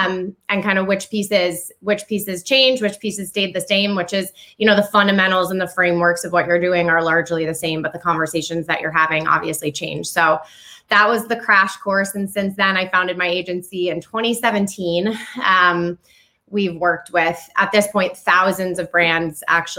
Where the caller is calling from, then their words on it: Vermont, United States; I am sitting in the northwest or northeastern nook of the United States in Vermont.